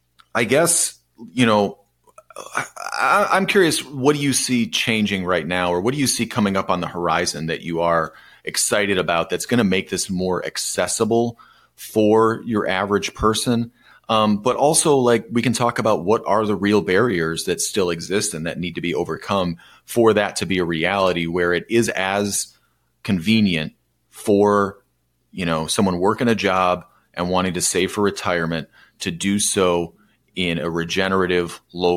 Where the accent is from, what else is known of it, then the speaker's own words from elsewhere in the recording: Michigan, United States; my home state.